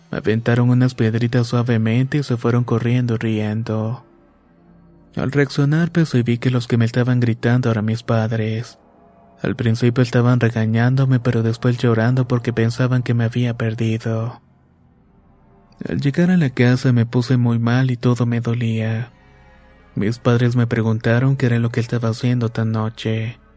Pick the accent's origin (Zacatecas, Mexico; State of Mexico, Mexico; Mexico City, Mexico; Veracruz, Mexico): State of Mexico, Mexico; born there; Vivo en Chalco, Estado de México y tengo 27 años. Nací en Chico, aunque mis padres son originarios de Oaxaca.